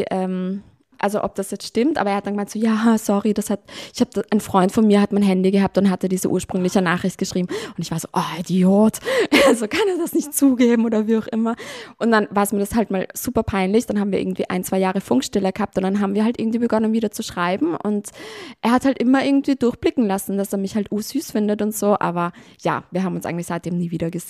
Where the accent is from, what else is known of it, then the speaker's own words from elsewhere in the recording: Vienna, Austria; Da war so ein, ein Ire, bei uns in Wien.